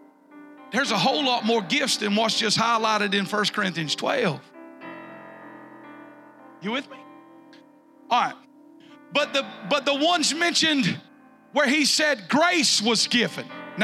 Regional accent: Wayne County, South Georgia, United States; we came from Wayne County, so we got the Ottamahal over there. It's a big river.

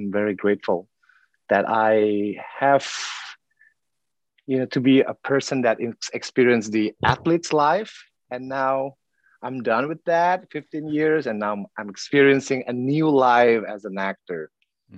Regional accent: South Sumatra, Indonesia; I was born in South Sumatra, Indonesia

